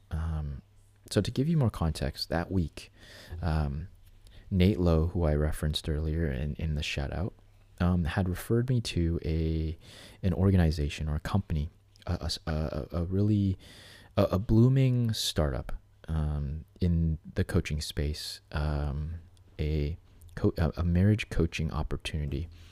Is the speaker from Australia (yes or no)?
no; Canada; somebody like me as a Canadian